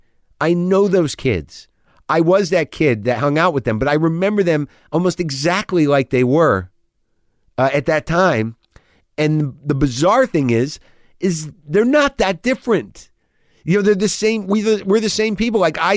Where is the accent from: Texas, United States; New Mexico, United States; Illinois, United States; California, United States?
New Mexico, United States; Albuquerque; I grew up in the Northwest Valley.